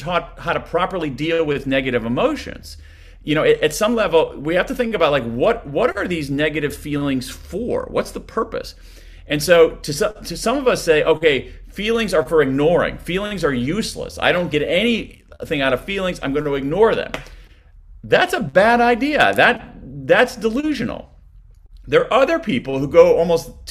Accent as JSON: {"language": "English", "country": "United States", "tie": "born or raised there", "accent": "American", "said": "from my accent that I'm an American"}